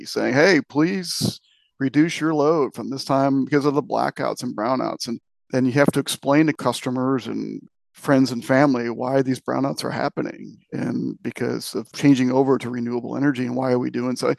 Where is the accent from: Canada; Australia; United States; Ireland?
United States; Michigan; moved away; I'm originally from Michigan